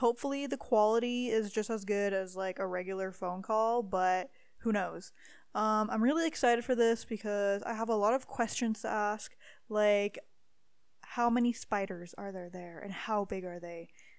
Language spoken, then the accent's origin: English; Timmins, Ontario, Canada; now in Calgary, Canada; I'm from Timmins, Ontario.